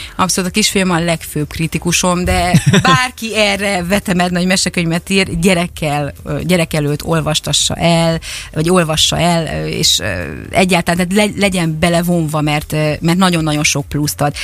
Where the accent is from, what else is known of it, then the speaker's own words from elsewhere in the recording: Szeged, Csongrád-Csanád, Hungary; én magam is szegedi vagyok